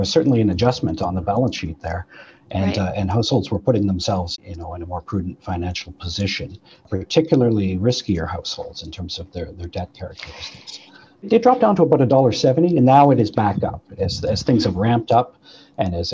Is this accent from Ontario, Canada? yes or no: no; Manitoba, Canada; I'm from Manitoba